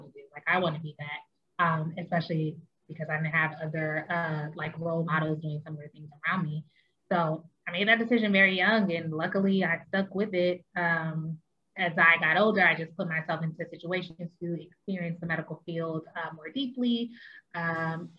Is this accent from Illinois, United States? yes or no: yes; Chicago, Illinois, United States; also born or lived in Washington, D.C. area; now in Washington D.C. area, United States; I'm originally from Chicago, Illinois, but I now reside in the Washington metro area in northern Springfield.